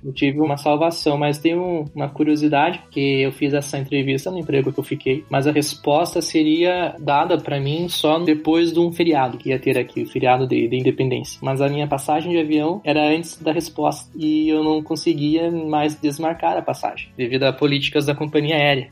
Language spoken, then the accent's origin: Portuguese; Curitiba, Paraná, Brazil; accent: sotaque do sul; moved away as an adult; also born or lived in Rio de Janeiro, Brazil; now in Kyiv, Ukraine; sou natural de Curitiba, Paraná e sou descendente de ucranianos. Moro em Kiev, na capital da Ucrânia